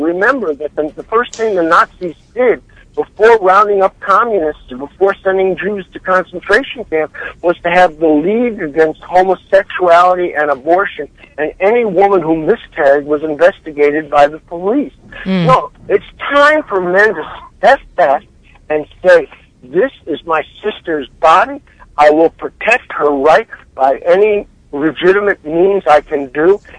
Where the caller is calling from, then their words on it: Baltimore, Maryland, United States; I'm calling from Baltimore